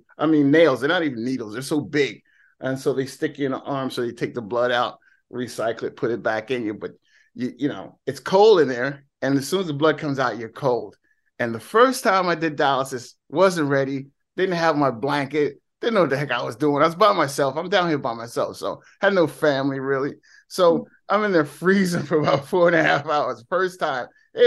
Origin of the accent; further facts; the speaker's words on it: New Jersey, United States; I'm from Jersey, so hey, because of this.